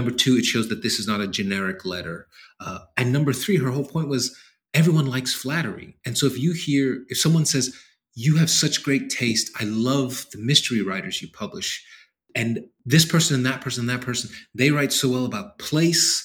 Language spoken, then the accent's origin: English; New York City, New York, United States; growing up in New York City